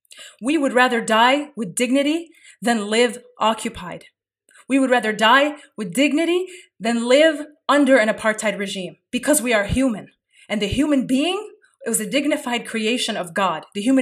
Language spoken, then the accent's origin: English; Kuwait; moved away; I may have been born in exile. I was born in Kuwait. I may have been born in exile